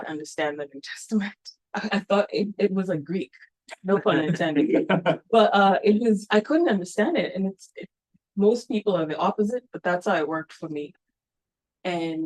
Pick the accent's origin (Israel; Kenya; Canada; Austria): Kenya; Nairobi; moved away as an adult; also born or lived in Kansas City, United States; I was born and raised Catholic in Nairobi, Kenya